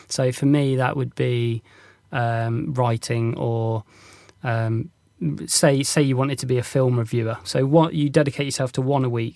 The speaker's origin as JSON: {"language": "English", "area": "North Devon", "region": "South West England", "country": "United Kingdom", "tie": "born or raised there", "said": "when I was growing up in North Devon"}